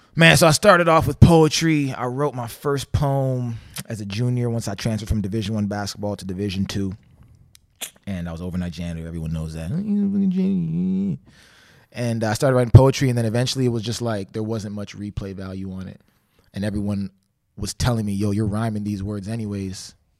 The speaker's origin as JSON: {"language": "English", "country": "Canada", "said": "I'm from Canada"}